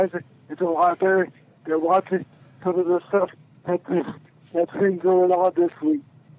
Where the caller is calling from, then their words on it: Amarillo, Texas, United States; from Amarillo, Texas.